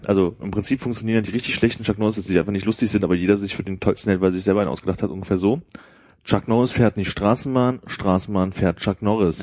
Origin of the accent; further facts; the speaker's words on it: GDR, East Germany, Germany; born or raised there